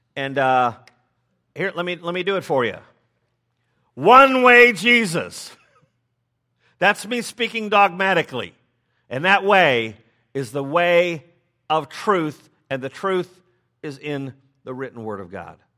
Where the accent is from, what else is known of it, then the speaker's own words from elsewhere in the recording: Chicago, Illinois, United States; I'm from Chicago